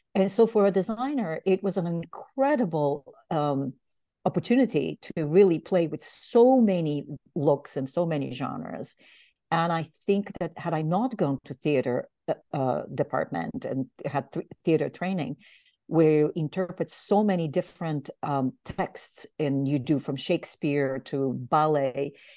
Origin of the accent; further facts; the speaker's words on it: Bulgaria; also born or lived in Greece; now in New York, United States; I am from Bulgaria originally, and um, I'm a political refugee actually, and which means that in 1979, my parents and I uh, illegally crossed the Greek border